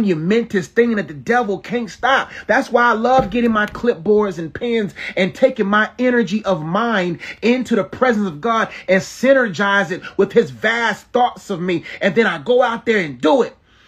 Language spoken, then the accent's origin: English; Nigeria; I'm Nigerian